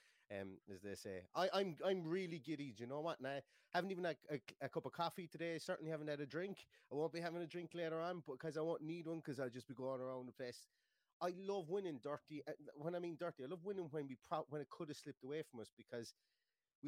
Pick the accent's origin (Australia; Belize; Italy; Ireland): Ireland; we are Irish as well